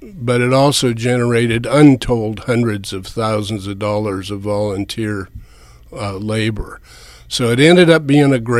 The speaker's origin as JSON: {"language": "English", "region": "West Coast", "country": "United States", "tie": "born or raised there", "moved": "as an adult", "lives_now": "Manhattan, Kansas, United States", "said": "I grew up on the West Coast"}